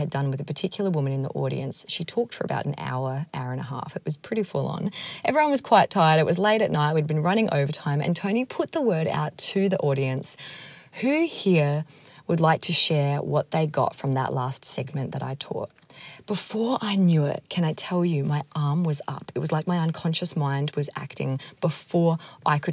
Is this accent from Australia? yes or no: yes; Australia; moved away; I was from Australia